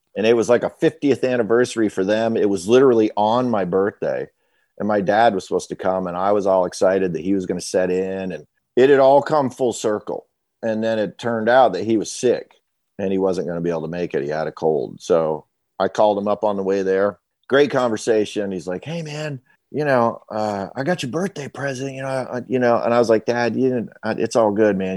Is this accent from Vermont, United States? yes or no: yes; Waterbury, Vermont, United States; moved away as an adult; now in Nashville, United States; I'm from Vermont, Waterbury, Vermont, uh, to be specific